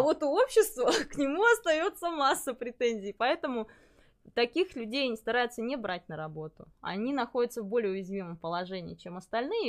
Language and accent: Russian; Ulan-Ude, Buryatia, Russia; moved away as an adult; now in Novosibirsk, Russia; я родилась в Бурятии, в, город, в городе Улан-Удэ, учиться приехала в Новосибирск